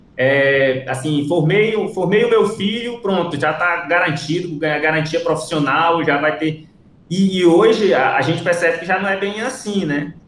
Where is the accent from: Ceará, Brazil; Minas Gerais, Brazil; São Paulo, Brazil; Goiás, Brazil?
Ceará, Brazil; moved away as an adult; also born or lived in Rio Branco, Acre; now in Acre, Brazil; sou cearense